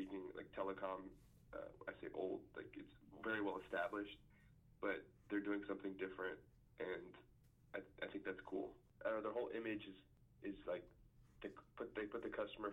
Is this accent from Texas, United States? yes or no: yes; Texas, United States; growing up in Texas